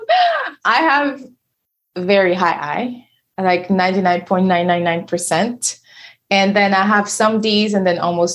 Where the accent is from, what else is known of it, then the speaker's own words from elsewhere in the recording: Senegal; first language French; English is a second language; So I moved here from Senegal. And so I have an accent, you know, my first language is French.